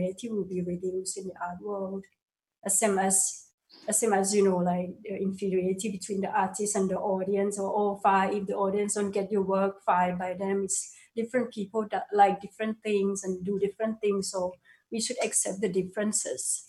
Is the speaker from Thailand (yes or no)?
yes; Thailand; moved away; I'm from Thailand